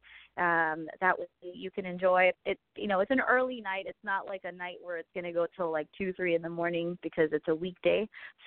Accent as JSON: {"language": "English", "town": "San Diego", "region": "California", "country": "United States", "tie": "born or raised there", "said": "my hometown, San Diego, representing Chula Vista"}